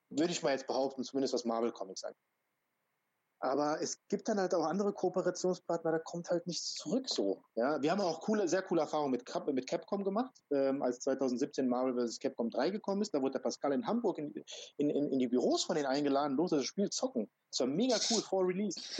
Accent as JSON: {"language": "German", "country": "Croatia", "tie": "born there", "said": "weil ich komme gebürtig aus Kroatien."}